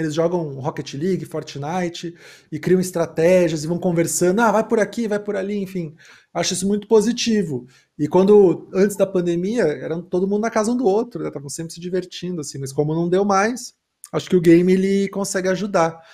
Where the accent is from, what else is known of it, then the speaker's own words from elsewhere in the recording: Rio Grande do Sul, Brazil; eu sou gaúcho